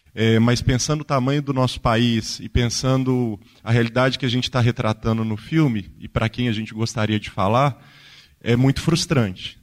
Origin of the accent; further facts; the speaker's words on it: Ouro Preto, Minas Gerais, Brazil; eu sou de Ouro Preto